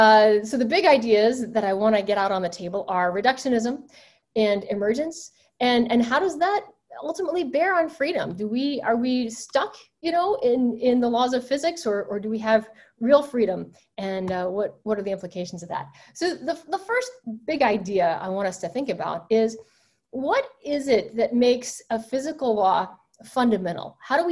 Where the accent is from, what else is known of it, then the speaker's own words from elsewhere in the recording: the South, United States; I grew up Southern Baptist. I grew up in the South, and my mother's father was a Southern Baptist preacher.